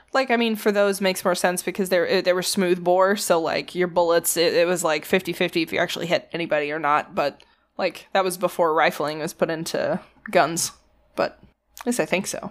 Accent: the South, United States; as a Southerner

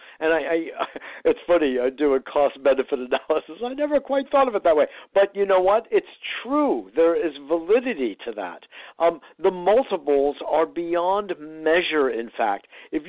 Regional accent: Westport, Connecticut, United States; it was actually a theater where I grew up in Westport, Connecticut.

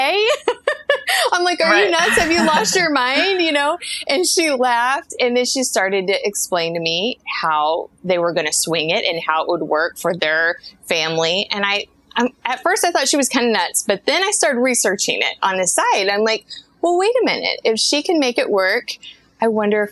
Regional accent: Kansas City, Missouri, United States; moved away as an adult; we're from Kansas City, so we're also from Missouri

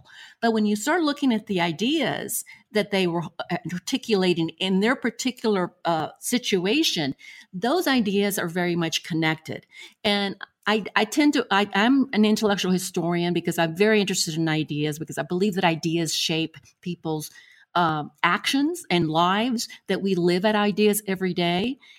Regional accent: Buenos Aires, Argentina; born there; I was born in Buenos Aires, Argentina, and I've traveled extensively through Latin America

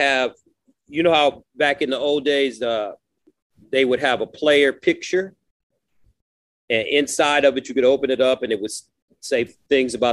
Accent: Detroit, Michigan, United States; growing up in Detroit. You know, just Detroit is a beautiful city. I love my town, but it was hard in my neighborhood

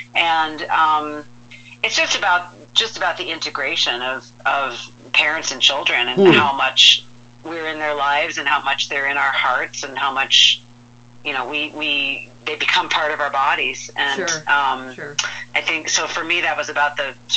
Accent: Midwest, United States; moved away; also born or lived in Rhode Island; I grew up in the Midwest

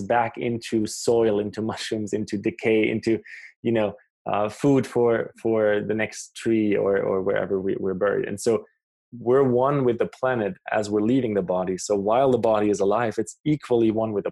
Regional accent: Germany; also born or lived in South America; now in Canada; I grew up in Germany. I live in Canada for a few years

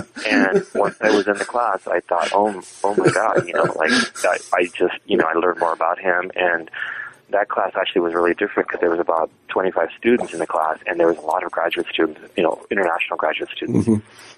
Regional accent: Texas, United States; now in Massachusetts, United States; when I was growing up in South Texas, even though we think of Mexican Americans in the U.S. as being an ethnic minority population. In South Texas, they're the majority population.

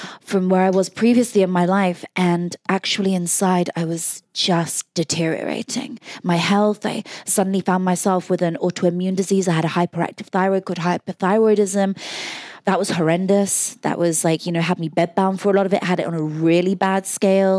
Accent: Oxfordshire, South East England, United Kingdom; I grew up in Oxfordshire, which is a beautiful city where Oxford University is

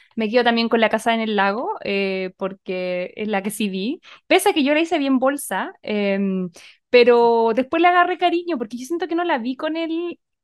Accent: Chile

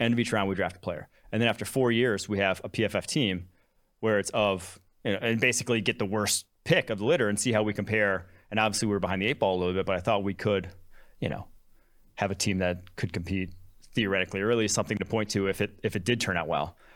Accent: Champaign, Illinois, United States; also born or lived in Milwaukee, Wisconsin; I was born in Milwaukee, Wisconsin. I grew up Packers, Badgers, Bucks, Brewers, fan, all Wisconsin sports. Um, grew up, lived there till I was six. Moved to a city just outside of Champaign, Illinois

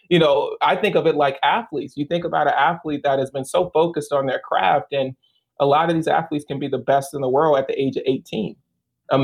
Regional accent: Baton Rouge, Louisiana, United States; moved away as an adult; I'm originally from Baton Rouge. And I spent 26 years in Baton Rouge

